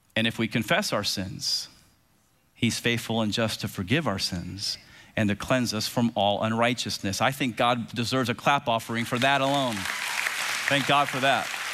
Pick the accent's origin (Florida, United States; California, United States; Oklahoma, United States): Florida, United States; Tampa; as a kid growing up in Tampa with two big brothers